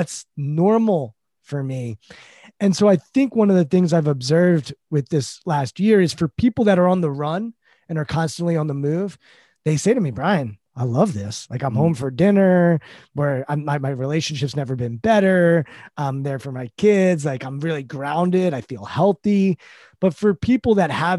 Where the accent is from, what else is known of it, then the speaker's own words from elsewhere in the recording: United States; we're American